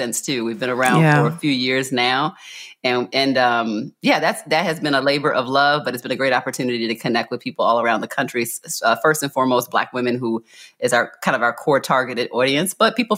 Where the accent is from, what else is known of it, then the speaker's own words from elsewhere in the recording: Baltimore, Maryland, United States; born and raised in Baltimore City, Charm City.